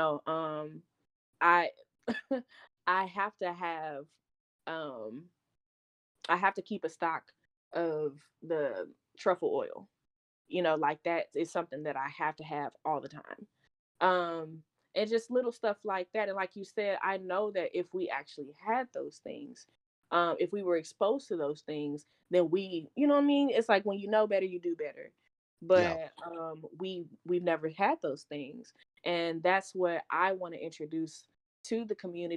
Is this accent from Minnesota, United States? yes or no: no; Dallas, Texas, United States; I'm from Pleasant Grove. Pleasant Grove doesn't have any